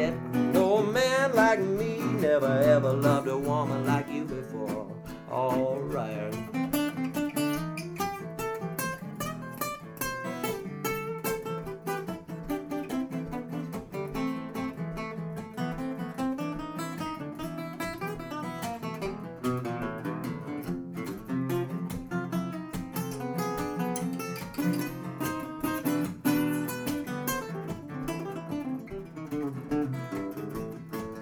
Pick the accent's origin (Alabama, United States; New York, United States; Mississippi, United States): Alabama, United States; Mobile; I'm from Mobile, Alabama